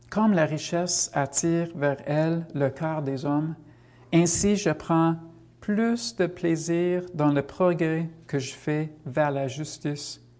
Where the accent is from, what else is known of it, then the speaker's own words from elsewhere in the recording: United States; French is a second language; Moi, je viens des États-Unis, ça l'est encore plus, je pense.